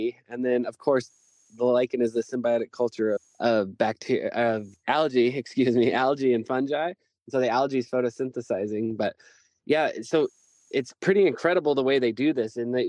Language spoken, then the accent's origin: English; Reno, Nevada, United States; moved away as an adult; now in Nevada City, United States; I grew up in the city. I grew up in Reno and I grew up my whole life there